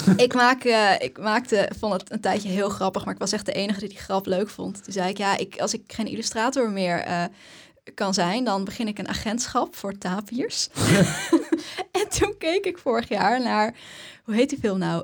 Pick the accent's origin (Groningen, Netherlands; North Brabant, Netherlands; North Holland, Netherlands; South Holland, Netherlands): Groningen, Netherlands; Haren; ik kom uit Haren.